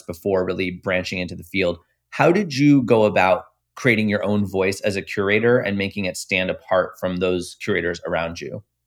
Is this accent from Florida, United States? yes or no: yes; Tampa Bay area, Florida, United States; I'm from the Tampa Bay area